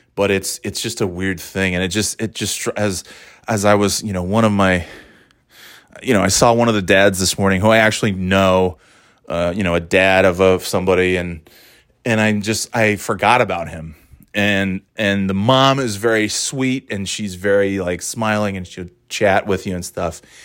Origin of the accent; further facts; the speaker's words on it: New York, United States; also born or lived in Florida / North Carolina; now in New Hampshire, United States; I moved from New York